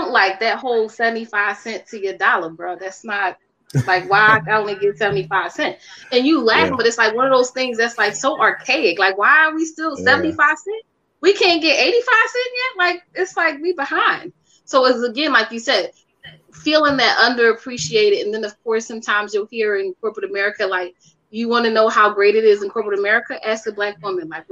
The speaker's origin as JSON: {"language": "English", "town": "Philadelphia", "region": "Pennsylvania", "country": "United States", "said": "I'm from North Philly, you know, so wasn't a lot of entrepreneurship, you know, people in that space that were women."}